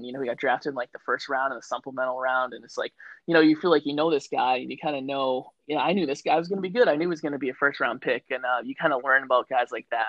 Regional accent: Sandwich, Massachusetts, United States; you and I know growing up here, it's part of the life of, you know, growing up on the Cape and living on the Cape

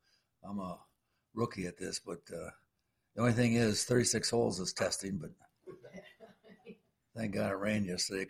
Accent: South Beloit, Illinois, United States; We're in from South Beloit, Illinois.

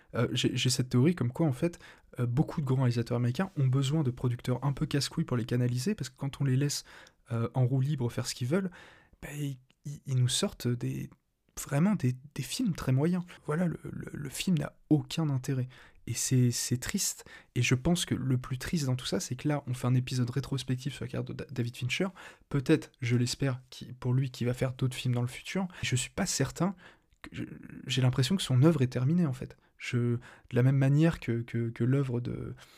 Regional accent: France; je suis français

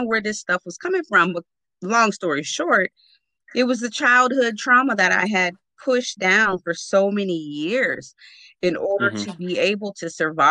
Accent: Oceanside, California, United States; also born or lived in Newark, New Jersey; I was born in Newark, New Jersey, but raised in Oceanside, California

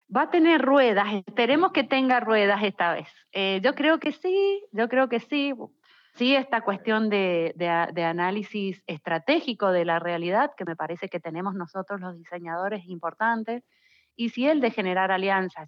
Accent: Mendoza, Argentina; now in San Juan, Argentina; Por más que soy mendocina

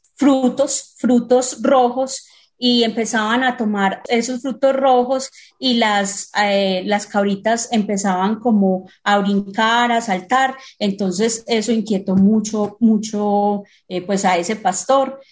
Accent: Colombia; now in Medellín, Colombia; como país productor

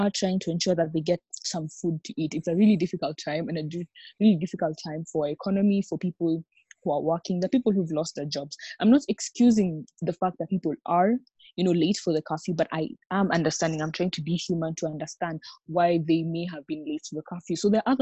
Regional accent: Kenya; I am from Kenya.

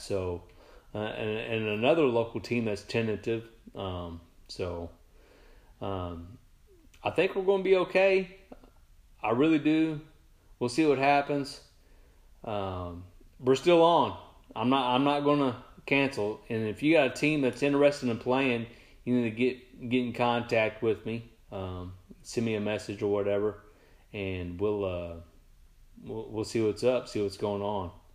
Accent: Sikeston, Missouri, United States; Sykeston, my hometown

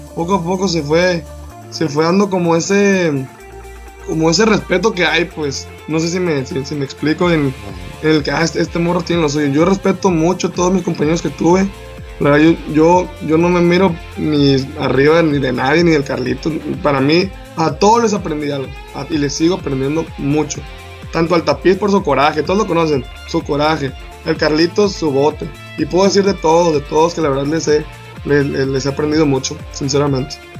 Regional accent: San José del Cabo, Baja California Sur, Mexico; un morro que soy de San José del Cabo, de aquí

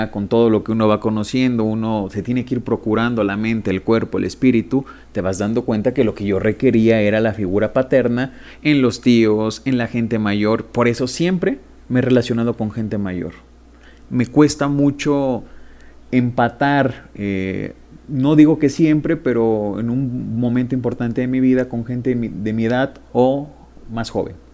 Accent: Taxco de Alarcón, Guerrero, Mexico; now in Toluca, Mexico; originario de Tasco de Alarcón Guerrero, soy más guerrerense que el pozole verde y el mezcal. El buen Tasco. Orgullosamente guerrerense.

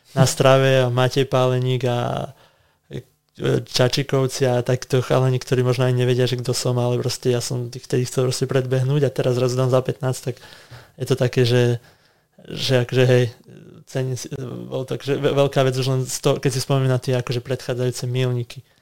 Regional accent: Lovčica, Banská Bystrica Region, Slovakia; now in Bratislava, Slovakia; aj my doma sme mali, v podstate, že máme krávy, aj akože v Bratislave nie, ale v Lovčici mm-hmm. rodičia chovali kravy

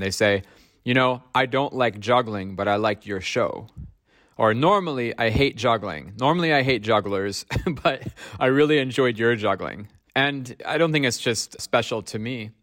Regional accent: Ohio, United States; now in Stockholm, Sweden; growing up in Ohio, in America

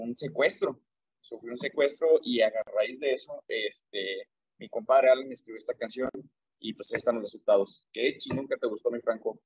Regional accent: Ocotlán, Jalisco, Mexico; nosotros somos aquí de Ocotlán

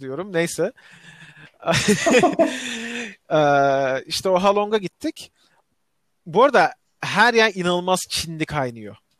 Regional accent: Turkey; biz Türkler olarak

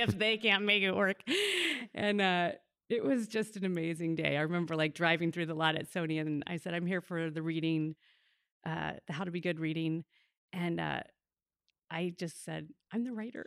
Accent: Oklahoma, United States; moved away as an adult; also born or lived in New York; I grew up in Oklahoma, I was living in New York.

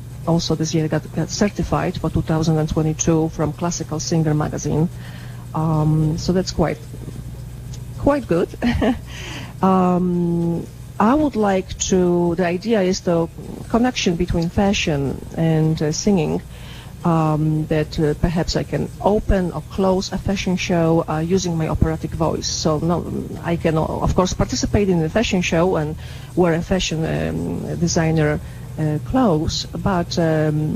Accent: Łódź, Łódź Voivodeship, Poland; moved away as an adult; also born or lived in Los Angeles; now in Carmel, United States; Born and raised in Poland

